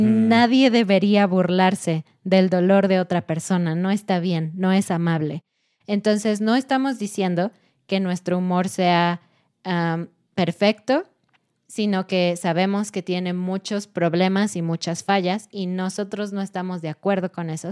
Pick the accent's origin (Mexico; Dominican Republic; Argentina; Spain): Mexico